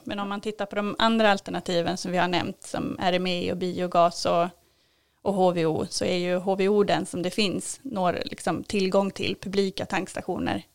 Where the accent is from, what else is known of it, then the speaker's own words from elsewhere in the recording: Kalmar, Kalmar County, Sweden; also born or lived in Norrköping; now in Kälen, Sweden; har flyttat hit från Norrköping, men jag är uppvuxen i Kalmar